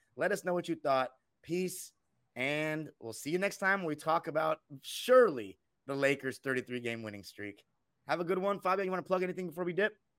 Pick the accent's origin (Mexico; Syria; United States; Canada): United States; West Coast; a West Coast guy like me